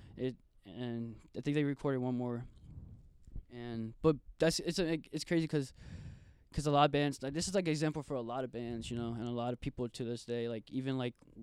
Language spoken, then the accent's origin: English; New Orleans, Louisiana, United States; also born or lived in Virginia; I grew up in Virginia, and like literally like 10 minutes out of DC. Uh-huh. And I moved to New Orleans when in like third grade